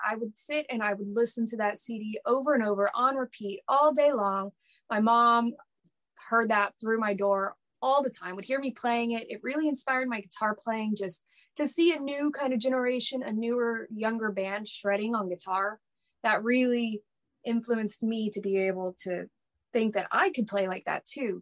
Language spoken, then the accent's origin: English; Dallas, Texas, United States; I'm from Dallas